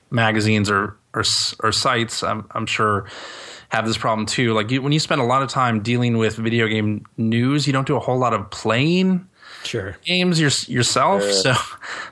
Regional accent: Chicago, Illinois, United States; I still lived with my parents at the time. I was 21, and I was from Chicago

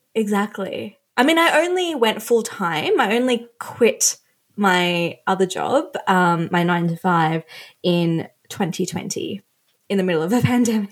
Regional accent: Australia; also born or lived in Sri Lanka; when we moved to Australia, I was 3, I was born in Sri Lanka.

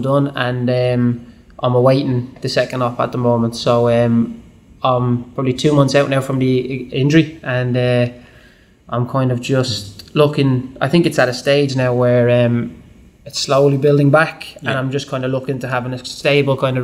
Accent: Dublin, Leinster, Ireland; moved away as an adult; growing up in Dublin, all I knew was Dublin

